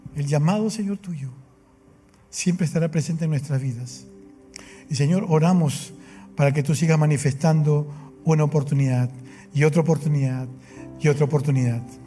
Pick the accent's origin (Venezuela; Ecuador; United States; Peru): Peru; Lima